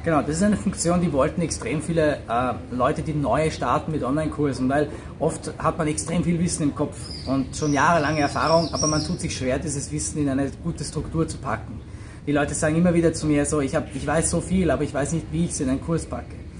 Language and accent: German; Austria; moved away as an adult; also born or lived in San Francisco / Moscow; Ich bin auch äh, aus Österreich.